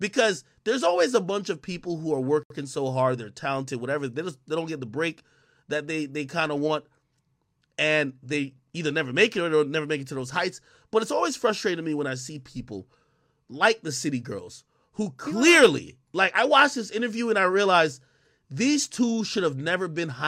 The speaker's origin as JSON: {"language": "English", "town": "Spanish Town", "region": "Saint Catherine", "country": "Jamaica", "tie": "born or raised there", "moved": "yes", "said": "I was born in Spanish Town Hospital in Jamaica, nigga. I grew up and I seen the worst things in my life. When I came over here, I had to be tolerant"}